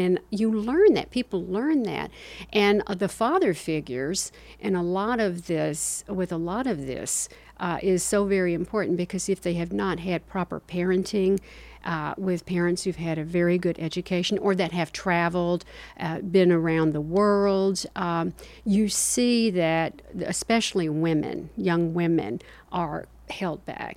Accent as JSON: {"language": "English", "town": "Spartanburg", "region": "South Carolina", "country": "United States", "tie": "born or raised there", "also_born_or_lived": "Kingsport, Tennessee / Georgia", "said": "we finally settled in Spartanburg, South Carolina. And during that time, I went to grammar school and, uh, high school"}